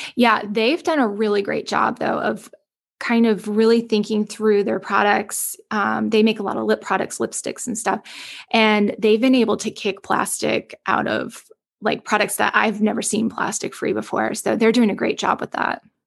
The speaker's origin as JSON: {"language": "English", "region": "the South", "country": "United States", "said": "I'm from the South."}